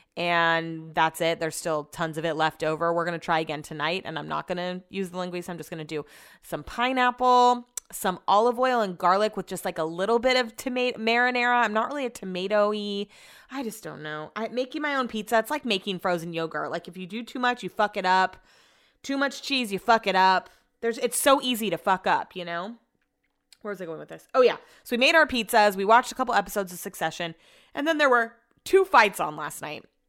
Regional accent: Sacramento, California, United States; also born or lived in Folsom, California; I grew up in College Greens

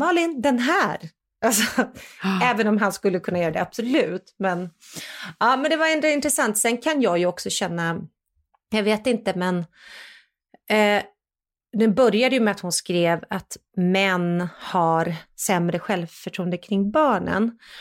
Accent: Sweden; jag är ju fortfarande svensk

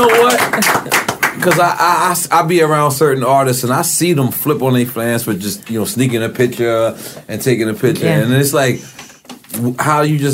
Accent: New York City, New York, United States; moved away as an adult; now in Miami, United States; I'm a rapper from Queens, New York, Lafayette City, 97-3057 Avenue, Apartment 5E, Corona, New York. 11368, Apartment 5E. This is where I'm from.

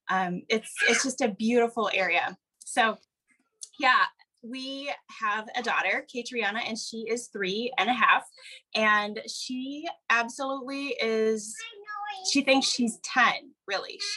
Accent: Wisconsin, United States; moved away as an adult; now in Oregon, United States; I grew up in the Midwest, actually, so not terribly far from where you live. I grew up in Wisconsin

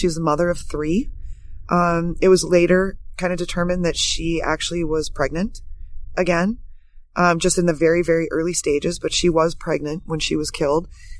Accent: Minot, North Dakota, United States; also born or lived in St. Paul, Minnesota / Grand Forks, North Dakota; I'm originally from North Dakota. I was born in St. Paul, Minnesota, and then moved to Minot when I was three. And I graduated from Minot High School

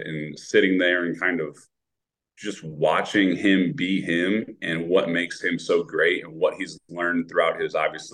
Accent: Toledo, Ohio, United States; moved away; I grew up in Toledo, Ohio, so my family's kind of close to Toronto

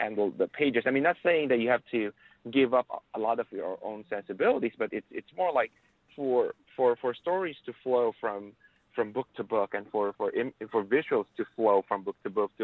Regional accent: Philippines; I grew up in the Philippines. Actually, I was born and raised there.

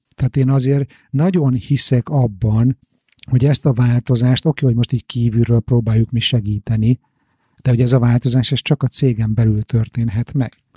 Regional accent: Hungary; Magyarországon én biztos, hogy nem úgy nőttem föl

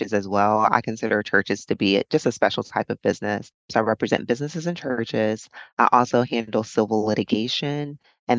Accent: Charlotte, North Carolina, United States; now in Fort Myers, United States; I'm from Charlotte, North Carolina.

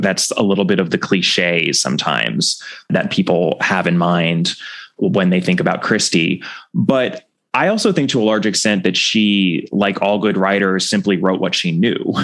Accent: United States; as an American

